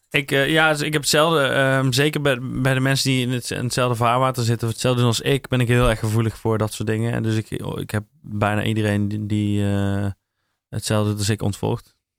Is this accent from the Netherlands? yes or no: yes; North Brabant, Netherlands; Ik ben een Brabander